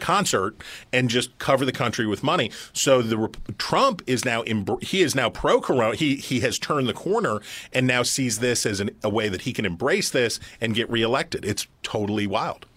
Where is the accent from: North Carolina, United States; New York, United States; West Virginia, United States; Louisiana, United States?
West Virginia, United States; my home state